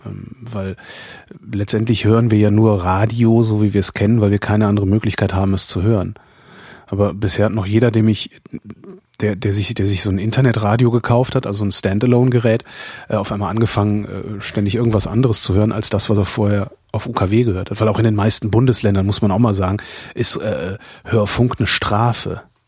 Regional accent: North Rhine-Westphalia, Germany; bei uns in Nord-, in Nordrhein-Westfalen

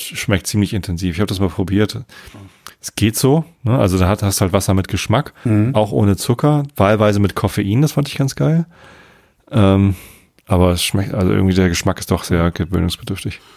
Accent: Tostedt, Lower Saxony, Germany; Ich bin ja hier in der Ecke. Ne? Ich bin in Tostedt zur Schule gegangen, okay. jetzt wohne ich immer noch in der Samtgemeinde Tostedt

